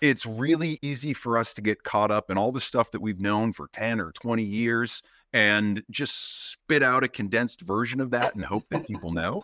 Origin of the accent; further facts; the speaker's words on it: Boston, Massachusetts, United States; now in Maine, United States; growing up in Boston around the M I T area